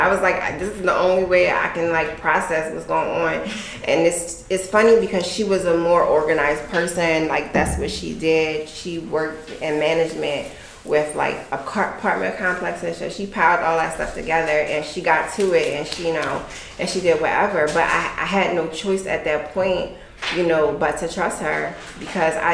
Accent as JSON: {"language": "English", "town": "Chester", "region": "Pennsylvania", "country": "United States", "said": "I'm from Pennsylvania. I'm from Chester"}